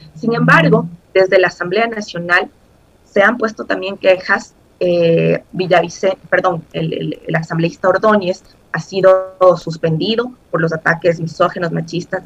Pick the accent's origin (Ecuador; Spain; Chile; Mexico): Ecuador; como ecuatorianos